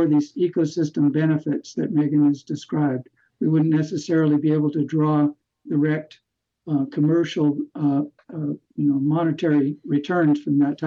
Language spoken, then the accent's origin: English; Hawaii, United States; moved away; also born or lived in California; I grew up in California and as a child moved to Hawaii. And so I grew up really in these beautiful places